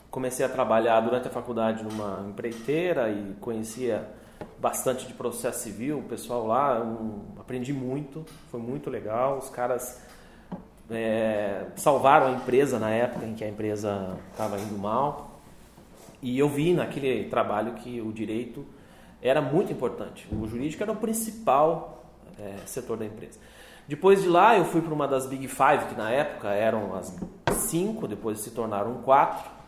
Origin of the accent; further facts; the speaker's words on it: Jaguariaíva, Paraná, Brazil; also born or lived in Arapoti, Paraná / Curitiba, Paraná; De lá eu mudei para uma outra cidadezinha vizinha, 20 quilômetros, chamada Jaguariaíva